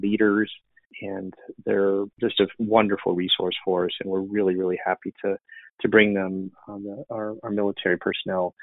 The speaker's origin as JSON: {"language": "English", "region": "Illinois", "country": "United States", "tie": "born or raised there", "also_born_or_lived": "Chicago, Illinois", "moved": "as an adult", "lives_now": "Austin, United States", "said": "I'm originally from Illinois. I grew up on the Mississippi River on the border of Iowa"}